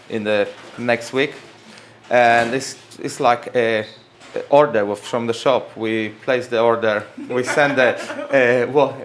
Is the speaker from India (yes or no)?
no; Warsaw, Masovian Voivodeship, Poland; also born or lived in United States; now in United Kingdom; I come from Poland, from Warsaw.